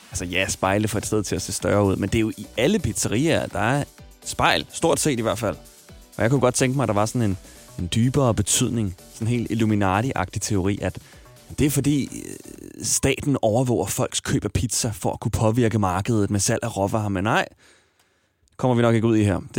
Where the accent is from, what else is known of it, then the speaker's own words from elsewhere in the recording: Smørum, Capital Region of Denmark, Denmark; Jeg voksede op i Smørum, en lille by.